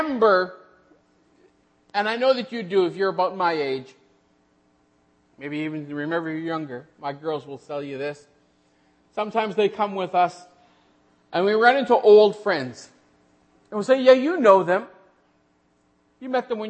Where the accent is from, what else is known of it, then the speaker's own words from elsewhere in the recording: Western Manitoba, Canada; moved away as an adult; also born or lived in Killarney, Manitoba; now in Namibia; we are from Western Manitoba